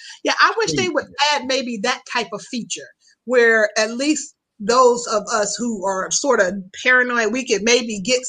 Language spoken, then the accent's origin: English; Midwest, United States; I'm from the Midwest, but I'm not from the city of Chicago.